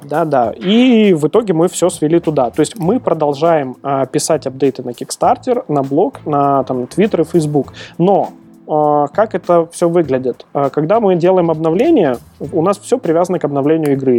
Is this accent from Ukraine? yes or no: no; Belarus; я белорус